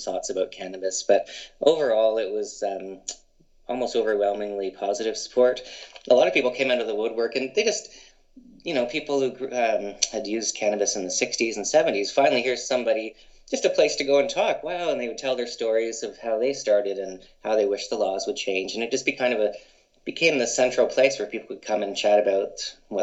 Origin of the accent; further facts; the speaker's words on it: London, Ontario, Canada; moved away as an adult; also born or lived in British Columbia; growing up in London, Ontario